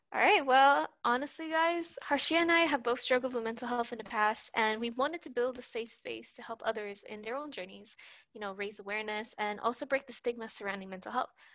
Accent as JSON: {"language": "English", "country": "Puerto Rico", "said": "I'm from Puerto Rico."}